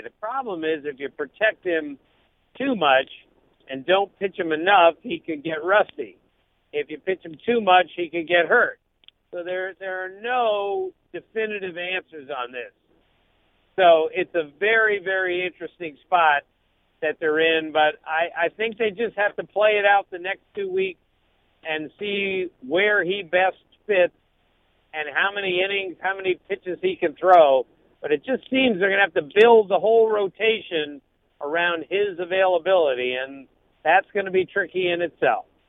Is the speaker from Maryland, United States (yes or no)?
yes; Maryland, United States; I'm from Maryland